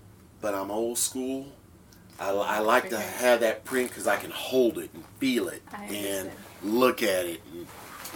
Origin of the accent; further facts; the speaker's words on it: Midwest, United States; moved away; I'm from the Midwest